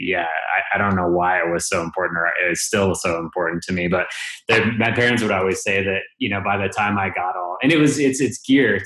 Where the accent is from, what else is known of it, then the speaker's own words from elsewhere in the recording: Wyoming, United States; My dad was a neuroscience professor at the University of Wyoming